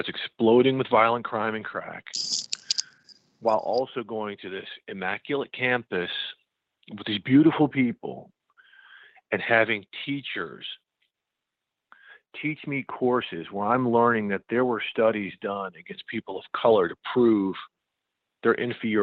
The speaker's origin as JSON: {"language": "English", "town": "St. Louis", "region": "Missouri", "country": "United States", "moved": "as an adult", "said": "Where I went to high school in St. Louis, I was probably one of, no joke, you know, 15 black kids in my entire high school"}